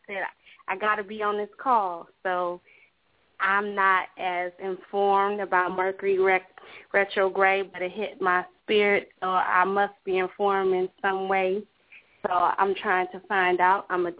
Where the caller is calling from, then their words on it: Charlotte, North Carolina, United States; I'm calling from Charlotte, North Carolina